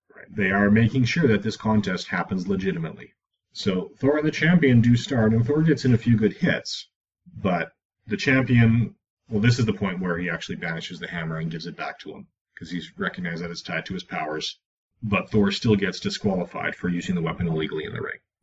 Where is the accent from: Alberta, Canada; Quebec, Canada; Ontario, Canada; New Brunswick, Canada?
Alberta, Canada; Edmonton; Born and raised in Edmonton